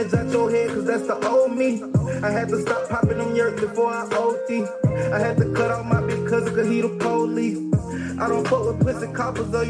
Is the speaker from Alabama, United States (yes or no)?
yes; Anniston, Alabama, United States; I'm from Anniston, Alabama.